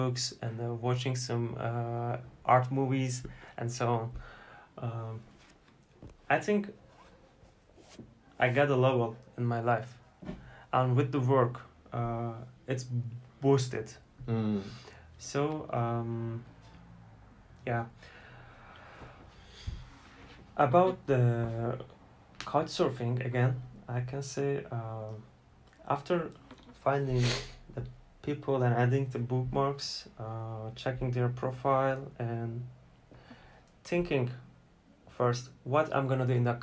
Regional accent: Turkey; I'm from Turkey

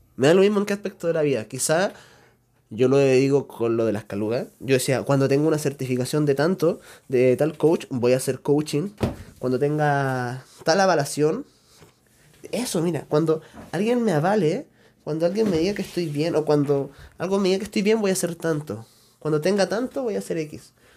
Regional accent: Chile; no soy mexicano por si acaso, yo soy chileno

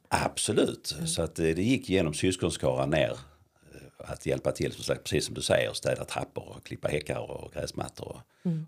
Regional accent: Lund, Skåne, Sweden; uppvuxen i centrala Lund med mamma, pappa och fyra äldre syskon

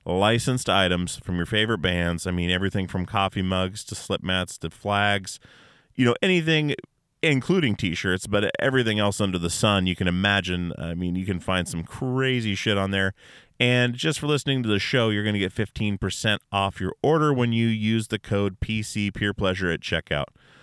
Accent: Alaska, United States; We're all from Alaska, all my guys

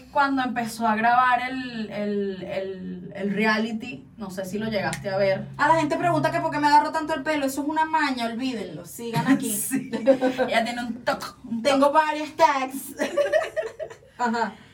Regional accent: Caracas, Capital District, Venezuela; Yo soy de las colinas de Ruperto Lugo

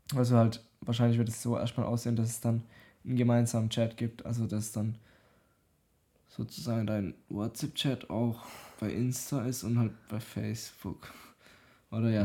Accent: Germany; ich bin aus Deutschland

